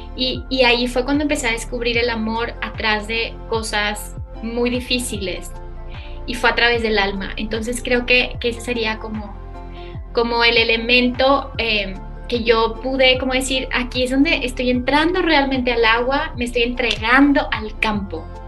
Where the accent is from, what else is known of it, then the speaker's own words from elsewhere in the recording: Saltillo, Coahuila, Mexico; yo nací en Saltillo